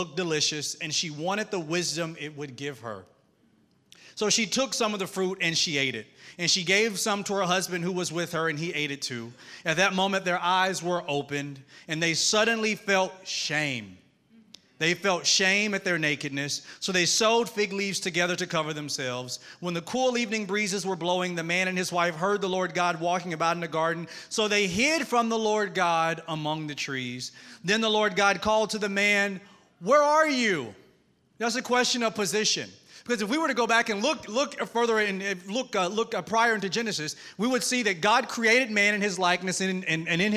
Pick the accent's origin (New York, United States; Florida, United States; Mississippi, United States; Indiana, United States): Mississippi, United States; accent: Southern twang; now in Atlanta, United States; I'm from Mississippi. I live in Atlanta, Georgia, but I'm Southern. So if you hear a twang